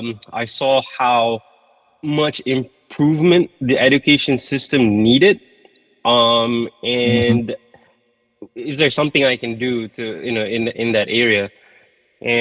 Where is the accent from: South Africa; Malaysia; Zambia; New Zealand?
Malaysia; Malaysia. Okay. And I went to the States to study for a little bit.